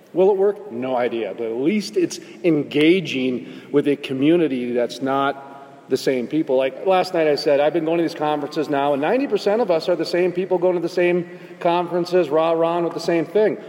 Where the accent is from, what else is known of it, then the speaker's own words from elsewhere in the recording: North Dakota, United States; I'm from North Dakota, where the Bakken is